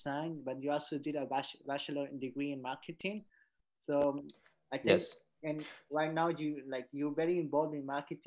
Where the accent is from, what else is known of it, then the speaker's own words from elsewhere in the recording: Peru; moved away; I'm from Peru